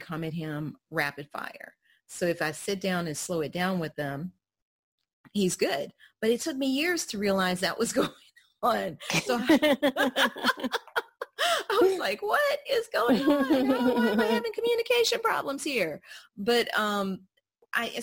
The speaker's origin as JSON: {"language": "English", "region": "the South", "country": "United States", "said": "I'm a Southerner"}